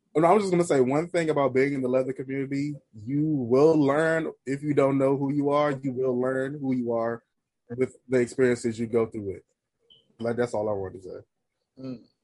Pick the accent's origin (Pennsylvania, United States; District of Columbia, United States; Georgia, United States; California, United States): District of Columbia, United States; Washington; the chapter that I joined is based in my hometown city, Washington D.C.